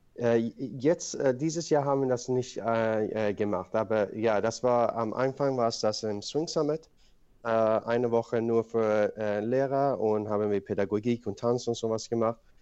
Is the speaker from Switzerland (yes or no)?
no; Sweden; German is a second language; moved away as an adult; also born or lived in Iran / Paris, France; now in Germany; ich bin in Schweden aufgewachsen